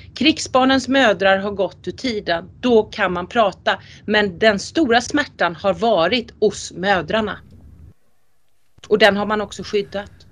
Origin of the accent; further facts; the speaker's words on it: Sweden; first language Swedish; jag som rikssvensk då och rikssvensk skådespelare, jag spelar ju på mitt språk för det är det enda jag kan